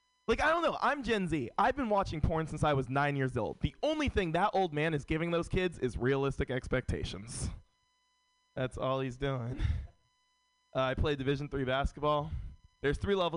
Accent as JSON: {"language": "English", "town": "San Francisco", "region": "California", "country": "United States", "tie": "born or raised there", "said": "Born and raised in San Francisco"}